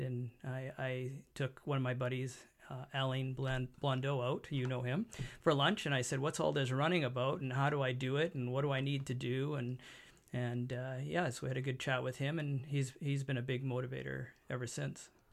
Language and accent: English; Abbotsford, British Columbia, Canada; born here, l, lived here, never moved out of the area.